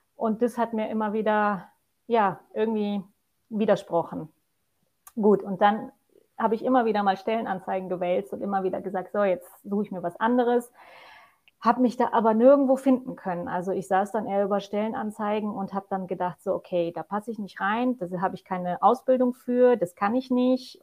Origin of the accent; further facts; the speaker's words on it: Poland; also born or lived in Germany; now in Austria; bin ich gebürtige Polin, die jetzt als Deutsche in Österreich lebt, mit meinem zweiten Mann.